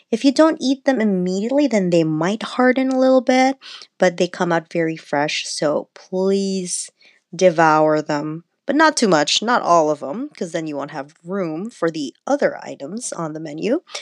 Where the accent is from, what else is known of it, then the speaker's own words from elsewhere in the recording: Philippines; And I'm Filipino, so we do fire roasted eggplant too, but we don't make dips out of them.